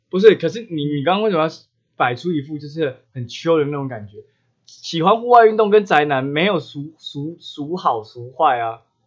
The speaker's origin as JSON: {"language": "Chinese", "area": "Xinzhuang", "region": "New Taipei", "country": "Taiwan", "tie": "born or raised there", "said": "我们那时候我家地方住就是下新庄，叫红金堡"}